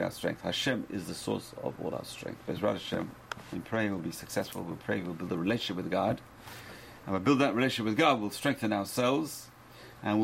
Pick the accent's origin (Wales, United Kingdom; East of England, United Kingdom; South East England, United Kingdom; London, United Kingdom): London, United Kingdom; moved away; When I grew up in London